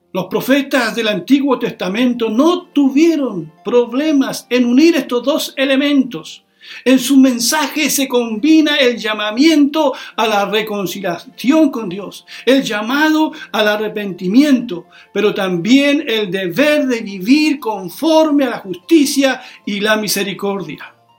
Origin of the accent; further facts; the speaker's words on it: Chile; Somos ciudadanos de Chile